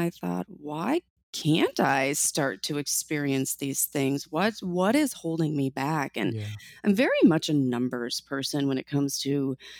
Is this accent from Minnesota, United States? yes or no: yes; Minnesota, United States; I grew up many years in Minnesota, and it was by far the most gear I'd ever worn in my entire life.